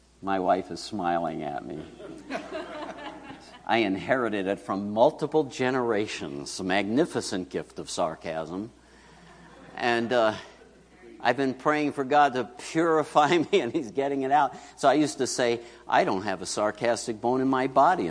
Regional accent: New York City, New York, United States; moved away; where I grew up in Queens

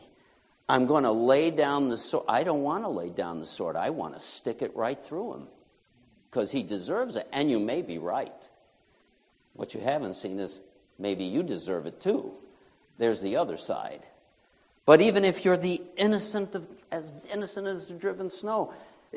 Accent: New York, United States; moved away; I had applied to come back to my home state of New York

